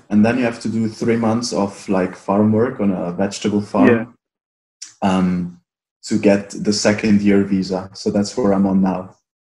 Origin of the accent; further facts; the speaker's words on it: Italy; now in Australia; Do you know the Dolomites? Yeah. Well, yeah, so that's where I'm from.